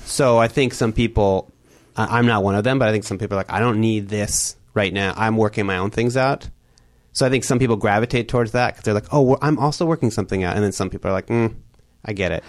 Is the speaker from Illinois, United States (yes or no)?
yes; Chicago, Illinois, United States; I come from Chicago, which has the house tradition